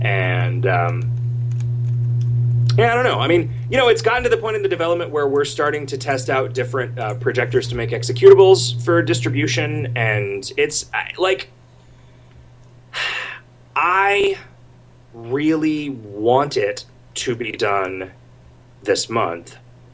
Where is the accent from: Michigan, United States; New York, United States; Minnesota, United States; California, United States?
Minnesota, United States; St. Cloud; I'm from St. Cloud, and I'm praying the plows were out this morning.